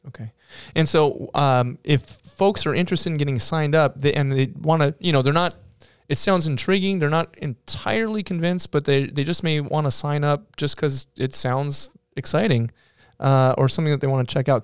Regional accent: Minnesota, United States; I'm from Minnesota

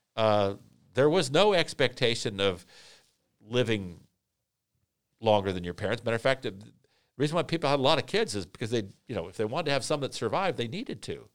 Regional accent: Vienna, Virginia, United States; Henry David Thoreau Junior High School in Vienna, Virginia, my hometown

